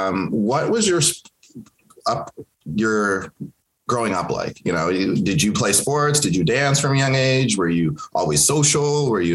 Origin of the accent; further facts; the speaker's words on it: Kenya; born there; moved away; I was born in Kenya and moved here with my family.